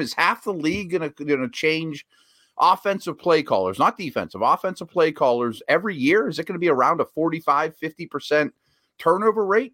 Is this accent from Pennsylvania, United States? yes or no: yes; Pittsburgh, Pennsylvania, United States; I've seen three head coaches in my lifetime in my hometown